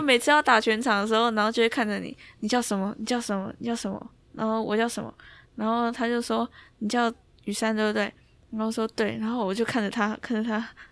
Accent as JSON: {"language": "Chinese", "country": "Taiwan", "moved": "as an adult", "said": "我从台湾来的"}